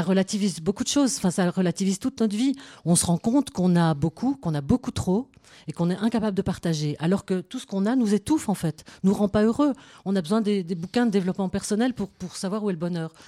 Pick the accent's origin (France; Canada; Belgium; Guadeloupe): Belgium; moi je suis belgo-belge